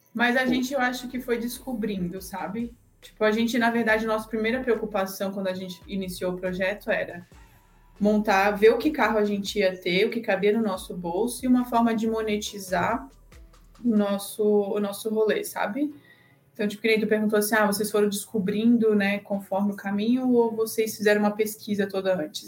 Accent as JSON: {"language": "Portuguese", "town": "Blumenau", "region": "Santa Catarina", "country": "Brazil", "moved": "yes", "said": "a gente é de Santa Catarina, né? Cidadezinha lá de Blumenau, onde tem a Oktoberfest."}